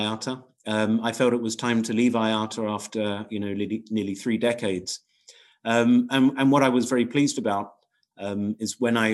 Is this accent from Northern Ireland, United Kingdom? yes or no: no; Crawley, South East England, United Kingdom; I was born in Crawley, which is right at the end, basically, of Gatwick Airport, edge of Gatwick Airport